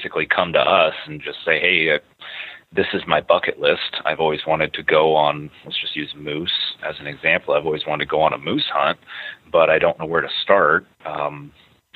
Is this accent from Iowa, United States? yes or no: yes; Iowa City, Iowa, United States; Born and raised in Iowa City, Iowa. I still live in Iowa City, Iowa.